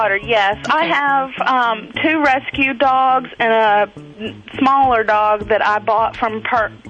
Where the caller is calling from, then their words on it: North Carolina, United States; North Carolina.